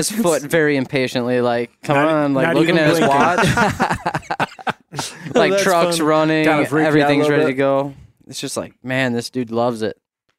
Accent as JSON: {"language": "English", "region": "Minnesota", "country": "United States", "said": "I'm from Southeast Minnesota."}